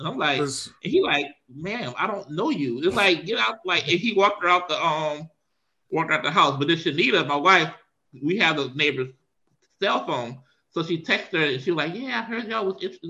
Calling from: Powder Springs, Georgia, United States; I'm calling you from Powder Springs, Georgia. We are officially moved

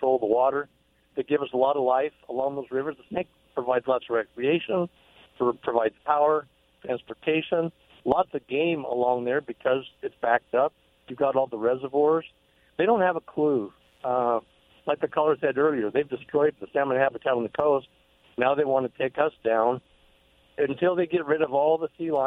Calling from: Basin City, Washington, United States; I'm calling from Basin City

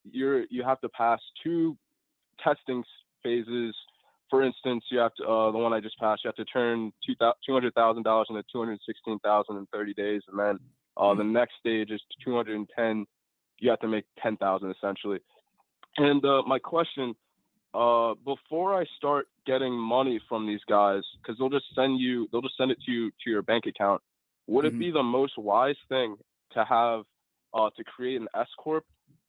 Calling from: Delaware, United States; I'm calling from Delaware, actually.

